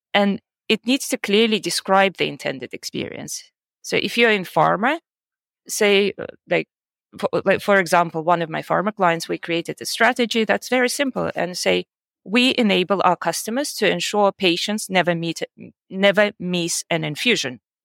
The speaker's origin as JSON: {"language": "English", "country": "Russia", "also_born_or_lived": "United States / Germany / United Kingdom", "moved": "as an adult", "lives_now": "Georgia", "said": "I'm originally from Russia and I've lived in the US, in Germany, 11 years in the UK, and uh, now I'm living in Georgia."}